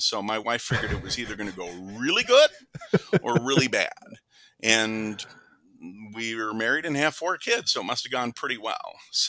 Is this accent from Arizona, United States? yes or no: no; Fargo, North Dakota, United States; also born or lived in St. Louis, Missouri; So I was born and raised in Fargo, North Dakota